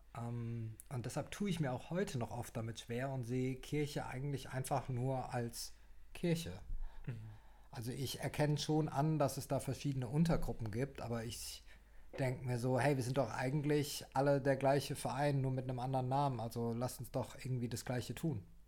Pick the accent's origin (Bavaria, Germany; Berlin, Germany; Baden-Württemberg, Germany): Baden-Württemberg, Germany; Heidelberg; also born or lived in Sydney, Australia; ich bin äh, gebürtiger Heidelberger und lebe jetzt wieder in der schönsten Stadt Deutschlands, welche auch Heidelberg ist.